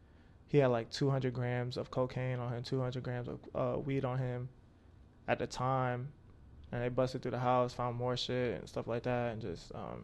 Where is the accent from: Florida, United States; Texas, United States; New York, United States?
Florida, United States; Pine Hills; So I lived a couple places. I lived in, like, Pine Hills, Florida.